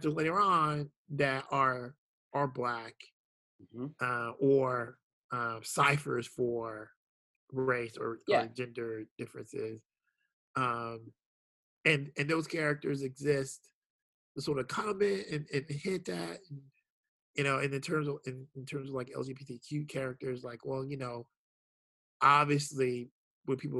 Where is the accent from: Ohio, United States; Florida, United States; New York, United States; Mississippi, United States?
Florida, United States; Jacksonville; I'm from Jacksonville, Florida. Like I grew up in Jacksonville, Florida